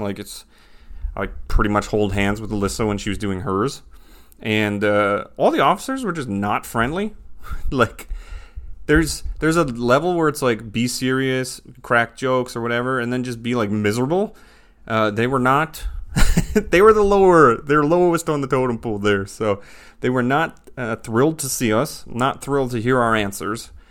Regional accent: Canada; moved away; I'm raised, born and raised in Canada, lived Canada most of my life

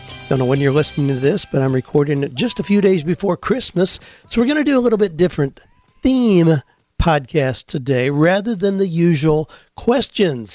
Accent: Ohio, United States; when I was a 12, 13-year-old farm kid growing up in Ohio

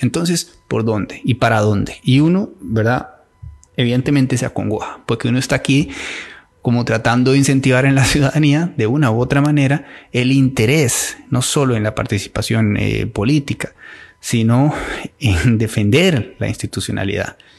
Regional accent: Costa Rica; como costarricenses

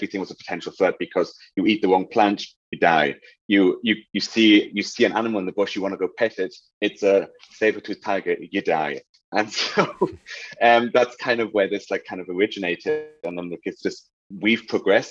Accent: Germany; moved away as an adult; I was in Germany. I grew up in Germany

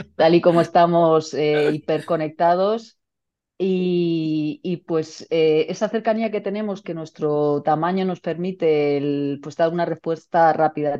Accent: Region of Murcia, Spain; also born or lived in Valencia; murciana, madre de dos hijas

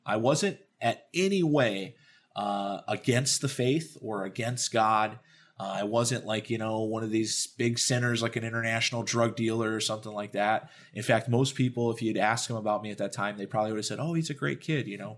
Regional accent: Dallas, Texas, United States; I grew up in Dallas, Texas

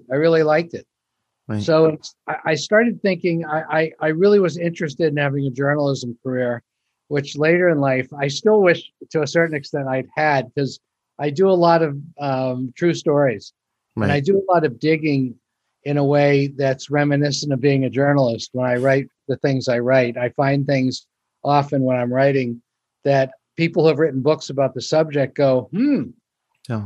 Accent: Pennsylvania, United States; moved away as an adult; also born or lived in New York; I grew up in Pennsylvania being a Dodger fan

